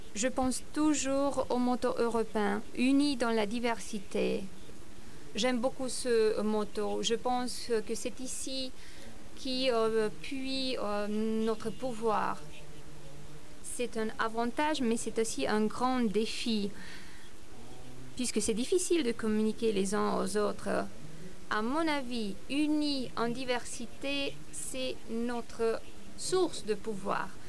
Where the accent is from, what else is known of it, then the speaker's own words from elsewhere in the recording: Romania; moved away; j'ai passé mon enfance en Roumanie